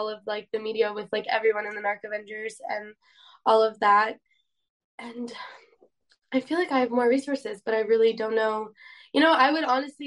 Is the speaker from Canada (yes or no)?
no; Poland; I'm from Poland